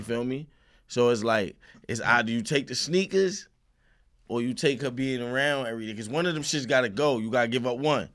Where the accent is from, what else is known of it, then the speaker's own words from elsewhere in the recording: New York City, New York, United States; also born or lived in Far Rockaway, Queens; I'm from the Sty, Marcy